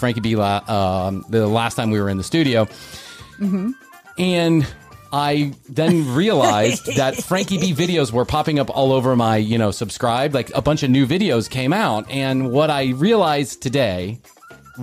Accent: Midwest, United States; I grew up in the Midwest

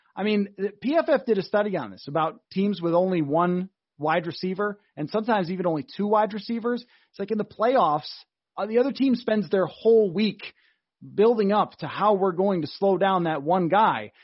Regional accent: Buffalo, New York, United States; moved away; Well, so I grew up in Buffalo and moved here

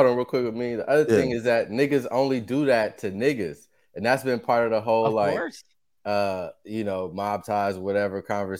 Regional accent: Los Angeles, California, United States; I'm from South Central.

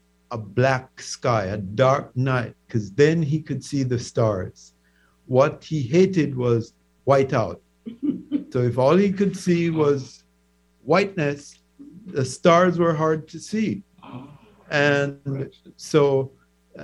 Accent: Old Harbour Bay, Saint Catherine, Jamaica; moved away as an adult; also born or lived in Kingston, Jamaica; now in United States; I grew up in Jamaica's largest fishing community. Old Harbor Bay is made up of hardy people who do fishing.

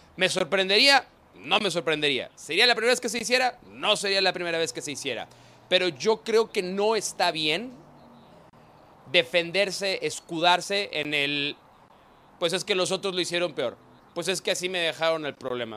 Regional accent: Mexico; nuestra honorabilidad como mexicanos

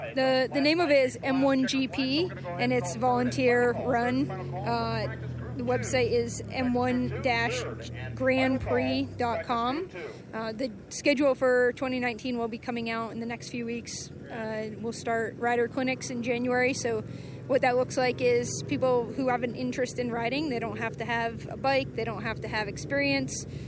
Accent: New England, United States; now in Southern California, United States; I'm from New England

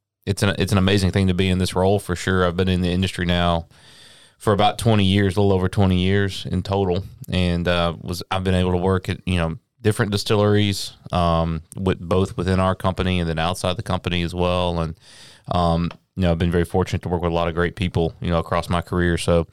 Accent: Lynchburg, Tennessee, United States; I grew up in Lynchburg, so, it's just kind of normal, I guess, for me as a kid that grew up there and was around the distillery, from a very young age.

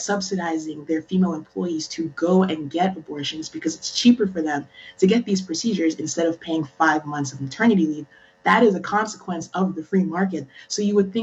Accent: Maryland, United States; now in Pennsylvania, United States; I'm from Maryland

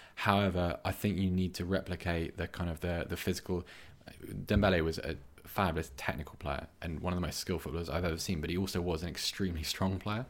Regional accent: Bath, South West England, United Kingdom; moved away; I'm from Bath and, uh, I've moved back there recently, but I was born there

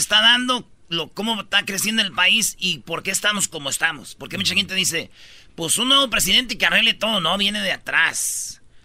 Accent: Michoacán, Mexico; now in United States; como decimos allá en Michoacán

